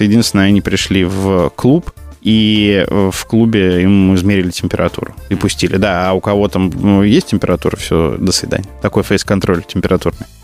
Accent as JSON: {"language": "Russian", "area": "Kursk region village", "region": "Kursk Oblast", "country": "Russia", "tie": "born or raised there", "also_born_or_lived": "Bryansk", "moved": "as an adult", "lives_now": "Moscow, Russia", "said": "я приехал, я щегол, да, из Брянска, там, в Курске, в деревне прожил э, все свое детство"}